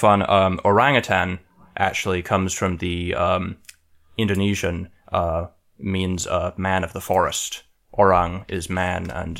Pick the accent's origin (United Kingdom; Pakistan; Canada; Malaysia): United Kingdom; England; now in United States; when I was growing up in England